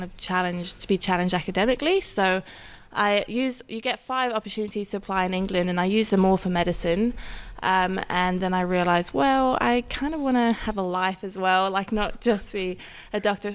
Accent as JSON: {"language": "English", "country": "Norway", "tie": "born or raised there", "accent": "somewhat warped", "moved": "as an adult", "lives_now": "Australia", "said": "I'm born and raised in Norway, but I'm half English, half Dutch, hence the somewhat warped accent"}